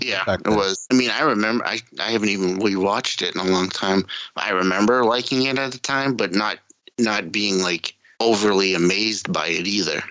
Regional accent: New England, United States; accent: New England; my New England accent

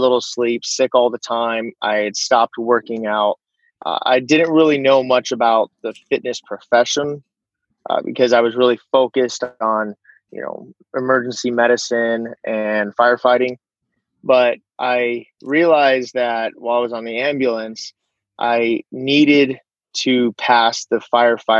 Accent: Southern California, United States; now in Monterey, United States; I grew up in Southern California near the beach

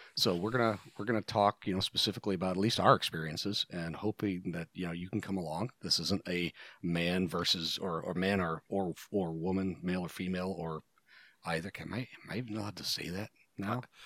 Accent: Rust Belt, United States; I grew up in a Rust Belt, tiny little shit-ville town

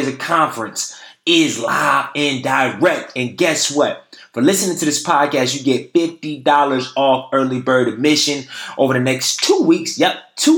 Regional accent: Durham, North Carolina, United States; in my hometown, Durham, N.A.

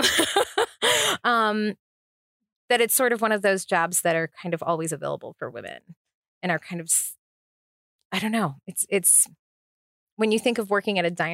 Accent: Massachusetts, United States; also born or lived in South Florida; now in Las Vegas, United States; I grew up in Massachusetts

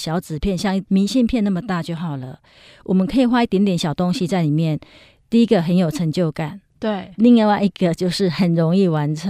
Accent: Yilan County, Taiwan; now in Taipei, Taiwan; 那我觉得说，因为我从宜兰搬到台北，其实真的完全没有朋友，而且我的同学都在宜兰嘛，是。

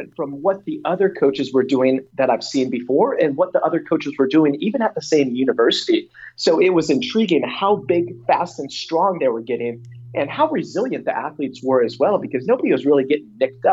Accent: Buffalo, New York, United States; moved away as an adult; also born or lived in Southern California; now in Madison, United States; I'm born and raised in Buffalo, New York

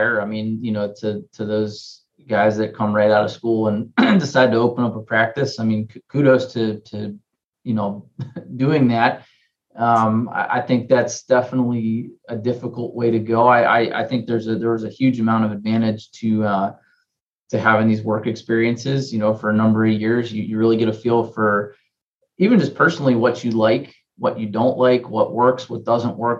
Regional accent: Cincinnati, Ohio, United States; also born or lived in Pennsylvania / Philadelphia; I grew up in Cincinnati

